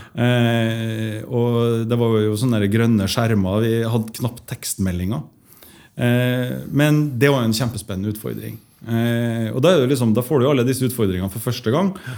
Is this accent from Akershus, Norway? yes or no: no; Trondheim, Trøndelag, Norway; moved away as an adult; also born or lived in Stockholm, Sweden; jeg vokste opp eh, på Moholt